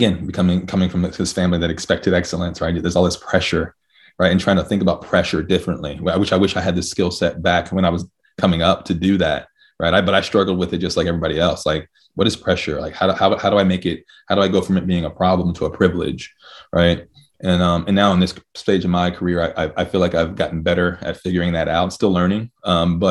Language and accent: English; Virginia, United States; also born or lived in Cincinnati, Ohio; I was born in Cincinnati and raised in Virginia.